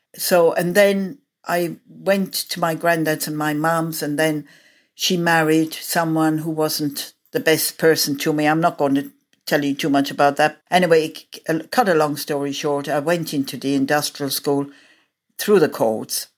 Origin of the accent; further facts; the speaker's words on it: Ireland; moved away; I am Irish, we as Irish people, what I know of, growing up there